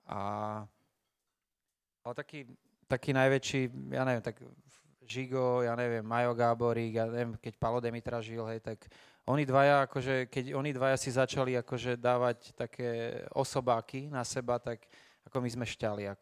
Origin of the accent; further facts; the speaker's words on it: Slovakia; však my sme Slováci